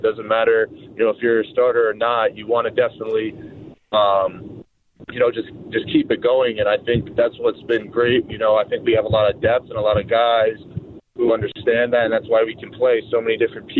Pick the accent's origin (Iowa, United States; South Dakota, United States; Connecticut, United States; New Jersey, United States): Connecticut, United States; also born or lived in Boston, United States; and it's, 70 degrees out here, and I'm from Connecticut and Boston, so.